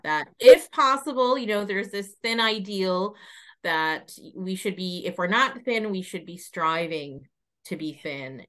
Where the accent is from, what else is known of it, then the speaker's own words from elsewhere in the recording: United States; moved away as an adult; now in Ireland; I'm originally from the United States, spent most of my life living there.